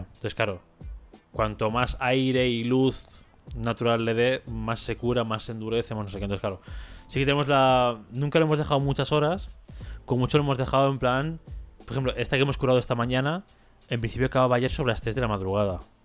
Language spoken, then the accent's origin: Spanish; Catalonia, Spain; como catalán